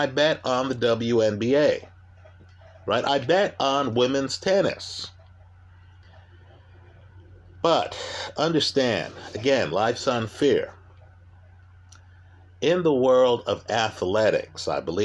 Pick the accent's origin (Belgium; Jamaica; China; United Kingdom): Jamaica; I'm Jamaican